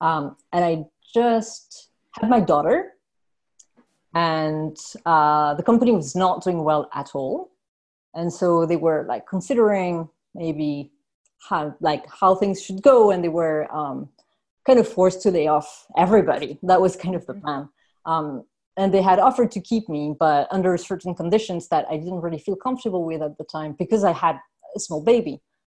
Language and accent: English; France; Which, I mean, they were happy to hear France. Like they took it as an answer.